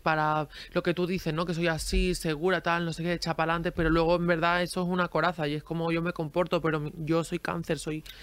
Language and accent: Spanish; a village in Granada, Andalusia, Spain; also born or lived in Girona, Catalonia; yo nací en Gerona, pero me he criado, me criado en, un pueblo de Granada